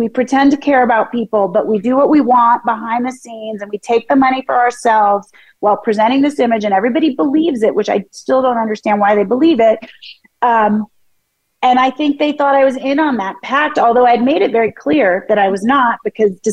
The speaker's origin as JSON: {"language": "English", "town": "Philadelphia", "region": "Pennsylvania", "country": "United States", "tie": "born or raised there", "also_born_or_lived": "San Francisco", "moved": "yes", "said": "I was born in Philadelphia"}